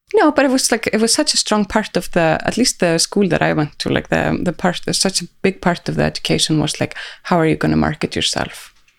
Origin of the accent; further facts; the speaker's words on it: Reykjavik, Capital Region, Iceland; here in Reykjavik